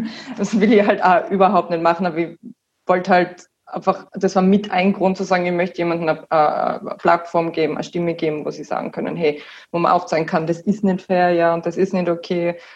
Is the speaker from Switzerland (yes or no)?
no; Wattens, Tyrol, Austria; wir sind aus Wattens, also meine Mom und mein Bruder wohnen auch in Wattens noch.